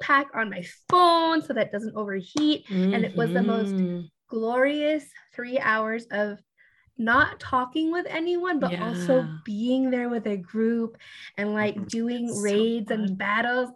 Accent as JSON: {"language": "English", "town": "Long Beach", "region": "California", "country": "United States", "tie": "born or raised there", "said": "I am from Long Beach, California."}